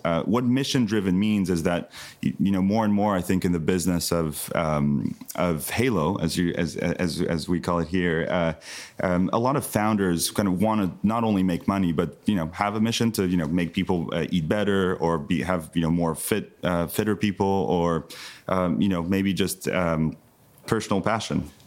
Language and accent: English; southern France, France; moved away; also born or lived in United States; I grew up in the south of France, Uh, being French American from an American mother